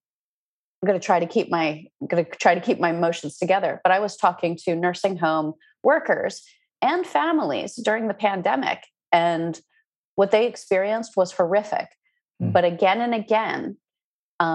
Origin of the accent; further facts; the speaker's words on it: Pennsylvania, United States; I'm from Pennsylvania, so I decided to do my work in Philadelphia